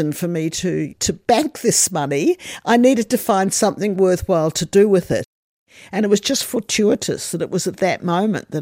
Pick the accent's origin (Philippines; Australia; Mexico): Australia; as an Australian